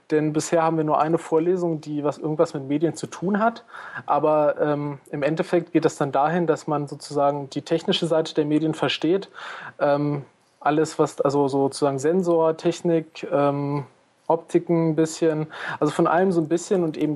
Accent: Einbeck, Lower Saxony, Germany; now in Ilmenau, Germany; ursprünglich komme ich aus Einbeck in der Nähe von Göttingen.

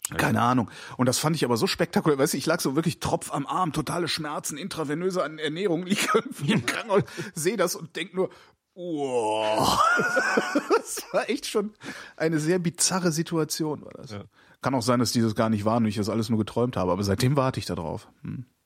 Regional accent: Germany

